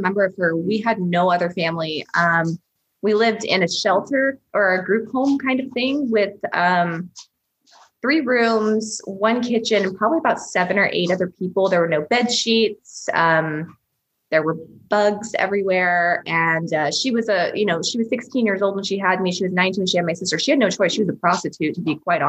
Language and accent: English; Houston, Texas, United States; also born or lived in Russia; I was adopted from Russia when I was 5, by an American family. So we all live in Houston, Texas now